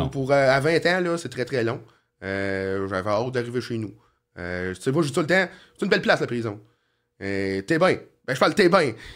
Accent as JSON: {"language": "French", "town": "Sorel-Tracy", "region": "Quebec", "country": "Canada", "tie": "born or raised there", "said": "je suis né à Sorel, puis je vais, je crever à Sorel"}